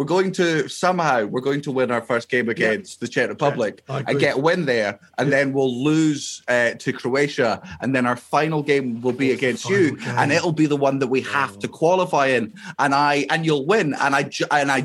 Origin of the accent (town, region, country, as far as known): Fife, Scotland, United Kingdom